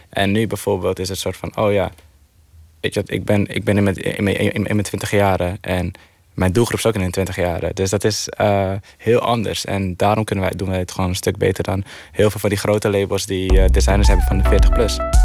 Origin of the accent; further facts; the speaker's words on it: Heerhugowaard, North Holland, Netherlands; Ik, ik kom uit Heerengewaard, dus ik, daar ben ik opgegroeid